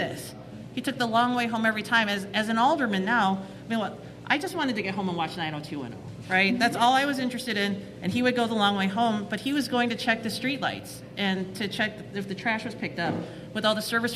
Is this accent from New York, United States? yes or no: no; Chicago, Illinois, United States; I'm born and raised Chicagoan. I grew up in Chinatown and Bridgeport, bounced between the two